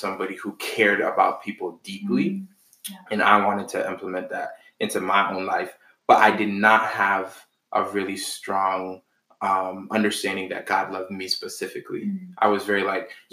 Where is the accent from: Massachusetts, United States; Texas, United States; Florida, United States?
Massachusetts, United States; Boston; I am from Boston. My family's originally from Haiti